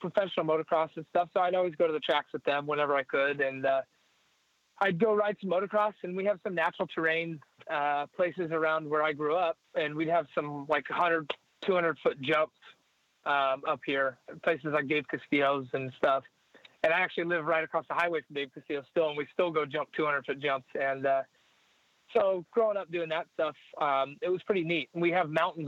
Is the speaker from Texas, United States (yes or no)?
no; Santa Barbara, California, United States; I was born in Santa Barbara, California in 1988